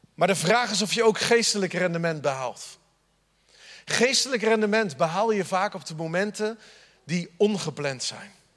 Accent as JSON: {"language": "Dutch", "town": "The Hague", "region": "South Holland", "country": "Netherlands", "accent": "Haags", "moved": "yes", "lives_now": "Groningen, Netherlands", "said": "De eerste keer dat ik in Friesland sprak, dachten ze dat ik Willem-Alexander was. Zo haag sprak ik"}